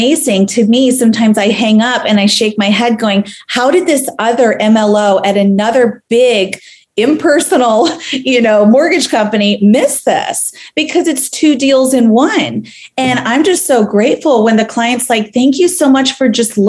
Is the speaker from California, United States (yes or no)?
no; Tampa, Florida, United States; now in Charlotte, United States; my hometown of Tampa Bay